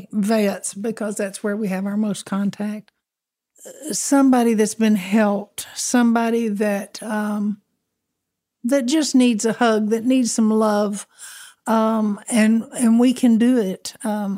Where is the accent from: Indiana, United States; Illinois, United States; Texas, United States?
Texas, United States; Harlingen; I'm from Harlingen, Texas